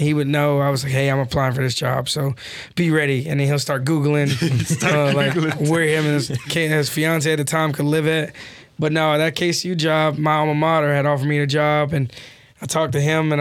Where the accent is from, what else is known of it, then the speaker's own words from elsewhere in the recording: Western Kentucky, United States; moved away as an adult; also born or lived in Pennsylvania / Indiana; I'm from Western Kentucky, like an hour from here.